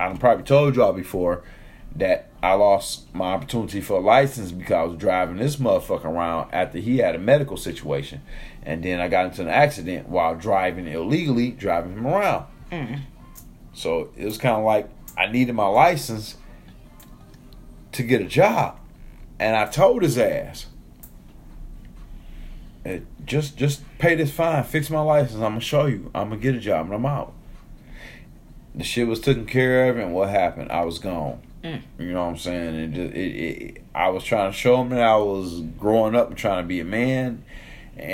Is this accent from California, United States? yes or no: no; Detroit, Michigan, United States; We're from Detroit